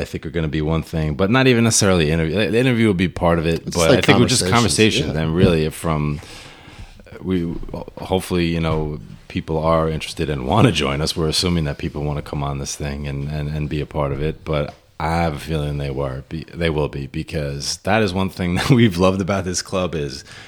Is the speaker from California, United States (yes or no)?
no; Westbury, New York, United States; also born or lived in Smithtown, New York / Garden City, New York; I grew up in Westbury, New York. On Long Island, for those of you not familiar.